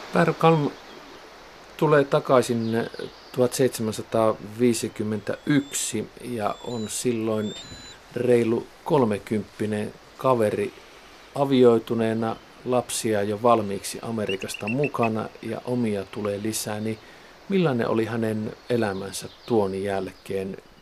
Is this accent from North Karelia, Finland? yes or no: yes; Savo-Karelia / North Karelia, Finland; olen itse sieltä kotoisin